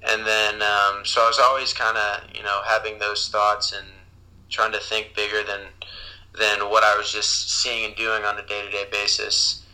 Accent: Columbus, Ohio, United States; also born or lived in Boston; I'm from Columbus, Ohio, where I currently live.

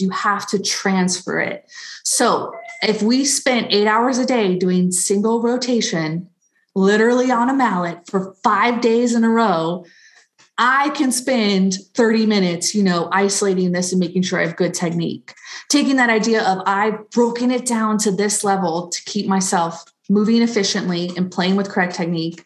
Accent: Cocoa, Florida, United States; I'm from Cocoa, Florida, which everybody says, oh, Cocoa Beach, Cocoa Beach. So yeah, Central Florida, East Coast, right by the Space Center

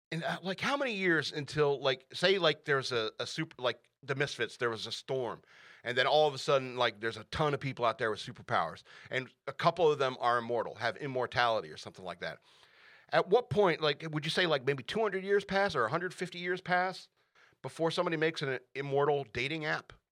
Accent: United States; I am a Christian and an American

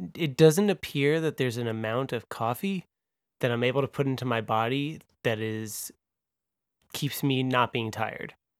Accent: Long Island, New York, United States; I'm from Long Island

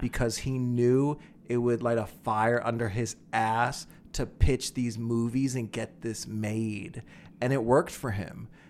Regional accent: Philadelphia, Pennsylvania, United States; moved away; I'm originally from Philly

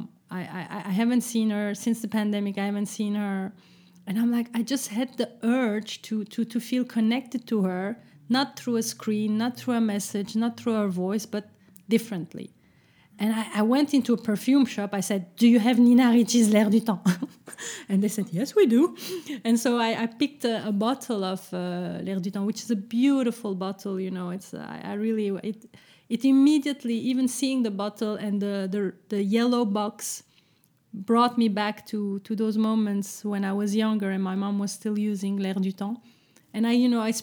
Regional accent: Brussels, Brussels-Capital Region, Belgium; moved away; So it's Brussels, so it's my hometown. Well, my hometown, yes.

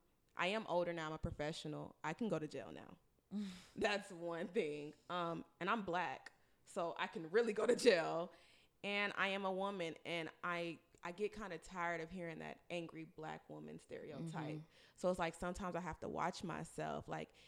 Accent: Nigeria; For me, this is C, being a Nigerian woman, you know, well, really in a Nigerian household

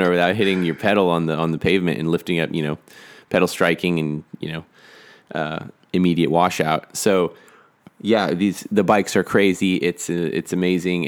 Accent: Austin, Texas, United States; I grew up in Austin

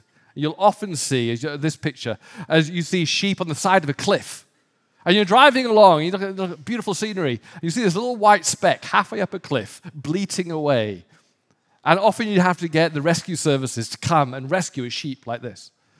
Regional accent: Northern England, United Kingdom; when I grew up in the North of England, it wasn't uncommon to see sheep in desperate trouble of their own making

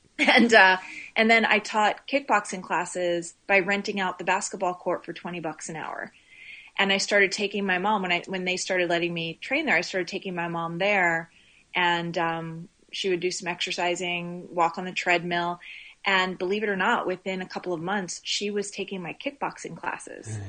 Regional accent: Laurel, Maryland, United States; also born or lived in Baltimore, Maryland / Midwest; now in Aliso Viejo, United States; raised just north of the D.C. area in Maryland.

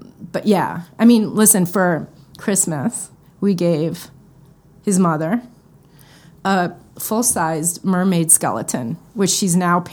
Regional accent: Westchester, New York, United States; also born or lived in Bronx, New York / Chicago; I grew up right outside of New York City in Westchester

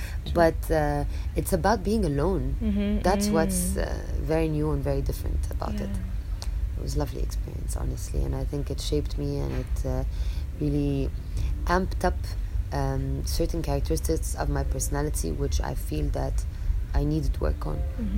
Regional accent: Chicago, Illinois, United States; born there; But then again, I mean, I was born in Chicago.

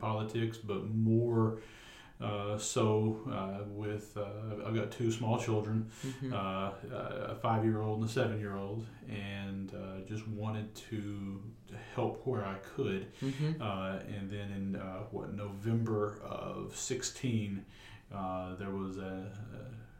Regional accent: Huntingdon, Tennessee, United States; moved away as an adult; now in Jackson, United States; I'm originally from Huntingdon

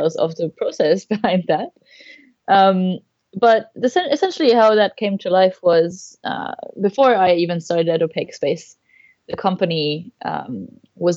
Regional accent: Germany; now in Melbourne, Australia; I am originally from Germany, now living in Melbourne, Australia

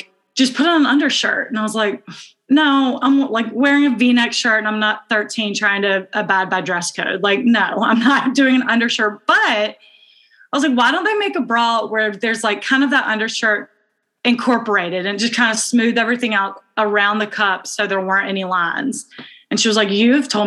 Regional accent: Birmingham, Alabama, United States; moved away as an adult; we are identical twins. We're from Birmingham, Alabama

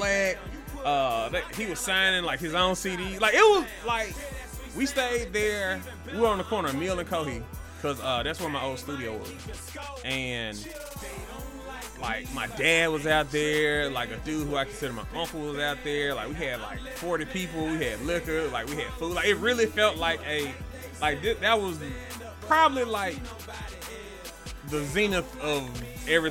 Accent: Jackson, Mississippi, United States; I'm from Jackson

